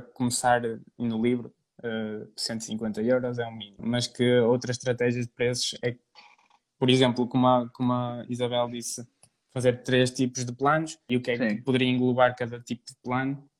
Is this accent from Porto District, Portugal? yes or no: yes; Trofa, Porto District, Portugal; Eu sou de Portugal, do distrito do Porto, entre Braga e Porto, na Trofa, mais concretamente